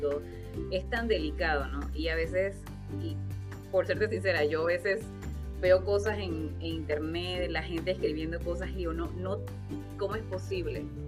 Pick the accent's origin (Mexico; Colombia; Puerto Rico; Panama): Panama; en culturas donde yo crecí, por ejemplo, en Panamá